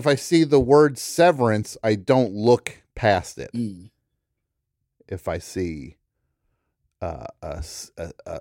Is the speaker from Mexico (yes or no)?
no; New Jersey, United States; I'm from New Jersey